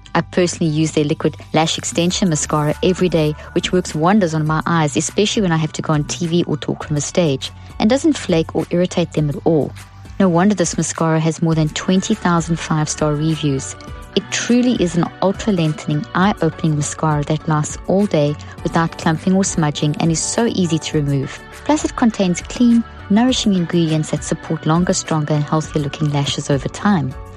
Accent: Pretoria, Gauteng, South Africa; I grew up in South Africa. In it was a nightmare in a place called Pretoria, which is the capital. And when I was a child, we lived on a in a beautiful home

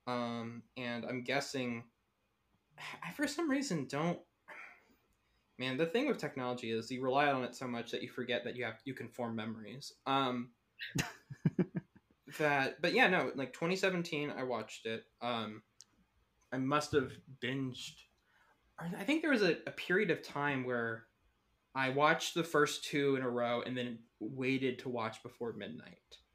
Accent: Texas, United States; I'm from Texas.

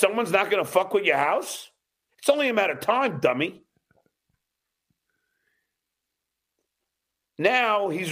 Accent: New York, United States; I'm from New York

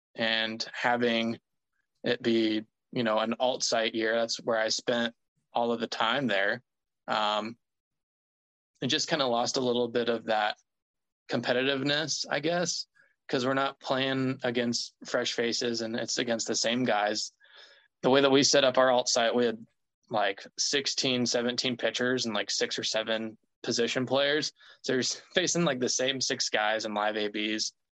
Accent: Mississippi, United States; I actually grew up or I was born in Mississippi

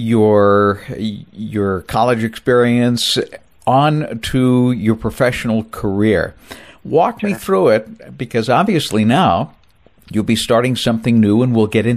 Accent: New Bedford, Massachusetts, United States; moved away; also born or lived in Ohio; I grew up in New Bedford, Massachusetts

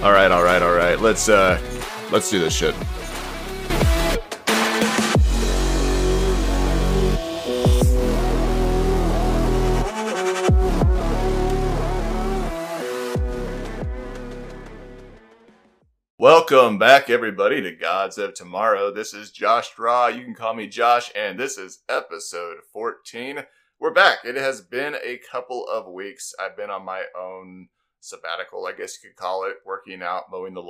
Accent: Midwest, United States; I'm from the Midwest, I'm a country boy

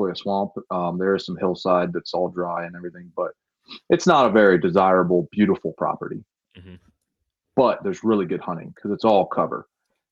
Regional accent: Williamsport, Pennsylvania, United States; I'm from Williamsport

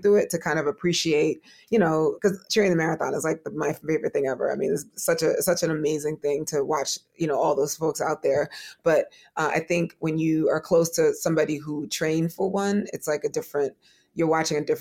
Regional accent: New York City, New York, United States; I am from Brooklyn, New York

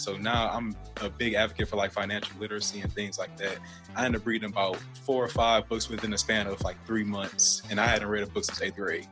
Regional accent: Detroit, Michigan, United States; moved away; I was born in Detroit, Michigan, actually, and um, I was gr- growing up there

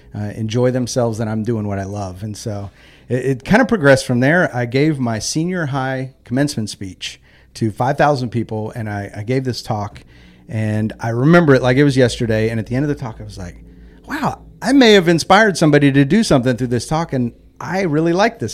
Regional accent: Knoxville, Tennessee, United States; also born or lived in Philadelphia, Pennsylvania; I grew up in Knoxville, Tennessee

